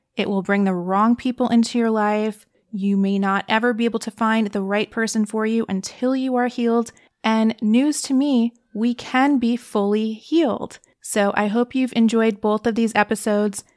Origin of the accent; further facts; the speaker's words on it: East Coast, United States; now in California, United States; I'm from the East Coast.